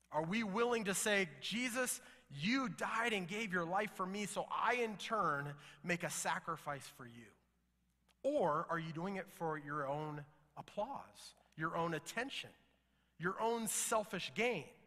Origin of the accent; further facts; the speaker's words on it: United States; we, as an American people